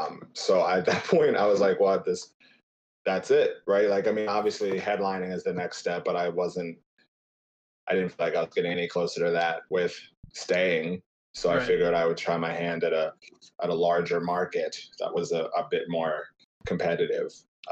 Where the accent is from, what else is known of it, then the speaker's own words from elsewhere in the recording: Cincinnati, Ohio, United States; moved away as an adult; now in Chicago, United States; I'm born and raised in Cincinnati, Ohio. I currently live in Chicago. I have been for the past 5 years, and it seems to be that is the place for now.